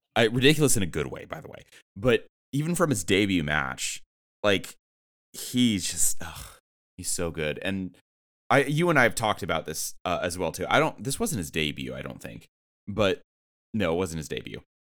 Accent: San Diego, California, United States; I'm from San Diego, so like Rey Mysterio hometown hero

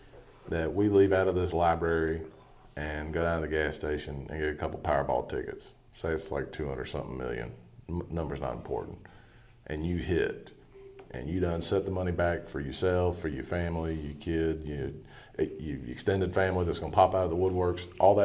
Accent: North Carolina, United States; I'm from North Carolina

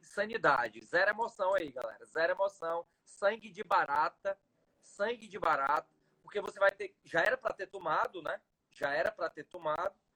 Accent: Ceará, Brazil; falar aqui como cearense

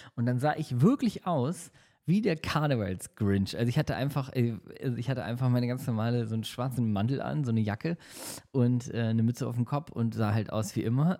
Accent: Hamburg, Germany; now in Düsseldorf, Germany; Ich äh, lebe ja in Düsseldorf. Meine Heimat ist zwar Hamburg

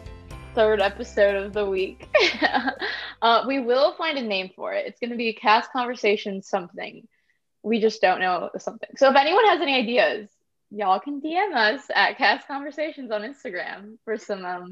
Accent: Indiana near Chicago, United States; moved away as an adult; now in Florida, United States; I'm originally from Indiana near Chicago, but I went to school in Florida

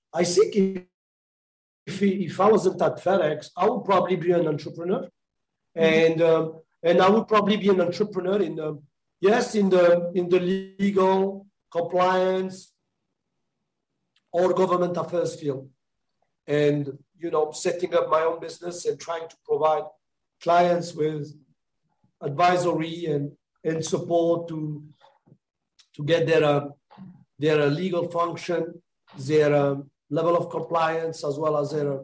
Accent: Montauban, Occitania, France; moved away as an adult; also born or lived in Toulouse, France / Paris, France; I was born and raised in France, the southwest of France, in a city called Montauban

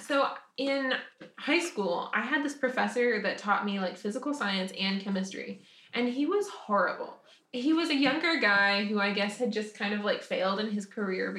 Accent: the South, United States; now in Nashville, United States; growing up in the South

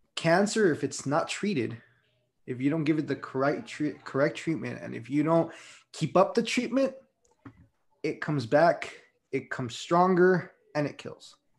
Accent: Las Vegas, Nevada, United States; I grew up in Las Vegas

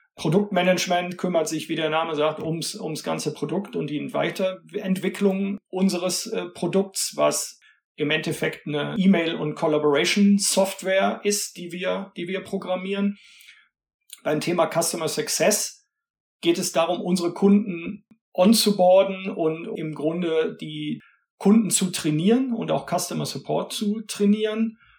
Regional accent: Cologne, North Rhine-Westphalia, Germany; also born or lived in Bayreuth; Ich komme aus Köln, bin auch in Köln geboren, lebe hier

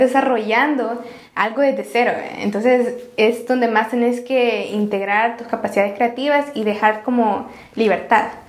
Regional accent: El Salvador; somos salvadoreños

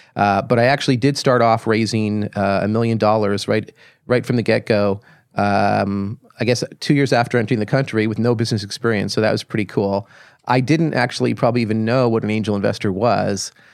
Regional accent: Toronto, Ontario, Canada; moved away as an adult; also born or lived in Ottawa / Silicon Valley; I grew up in Toronto

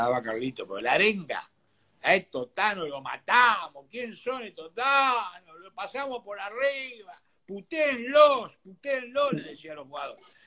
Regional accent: Buenos Aires, Argentina; yo nací en Bacacay López de Vega, a una cuadra de la estación Villaluro

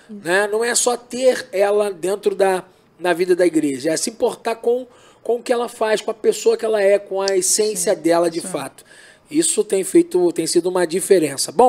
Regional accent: Brazil; eu, eu, eu, eu, sou brasileiro, então vamos lá.

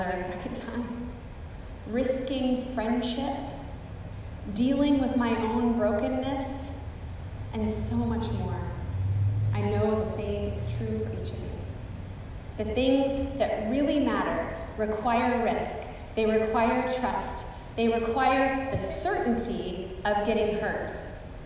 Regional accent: Pacific Northwest, United States; now in South Texas, United States; Growing up in the Pacific Northwest, where there are fault lines everywhere, I spent my entire childhood with the potential and reality of earthquakes and volcanic eruptions

